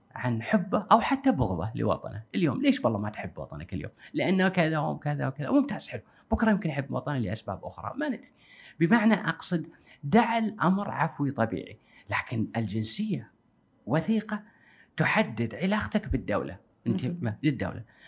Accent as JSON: {"language": "Arabic", "country": "Kuwait", "said": "عندنا بالكويت"}